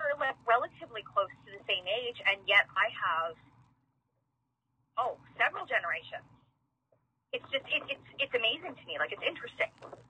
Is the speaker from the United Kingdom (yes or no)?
no; Manitoba, Canada; I'm not saying that Manitoba is, you know, we're not homogenous.